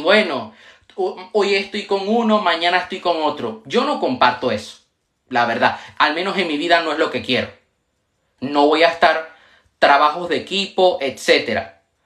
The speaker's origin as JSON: {"language": "Spanish", "country": "Panama", "tie": "born or raised there", "also_born_or_lived": "Venezuela", "moved": "yes", "lives_now": "Spain", "said": "en una escuela donde yo estudié en Panamá, yo nací en Venezuela, pero viví en Panamá muchos años y ahora vivo en España"}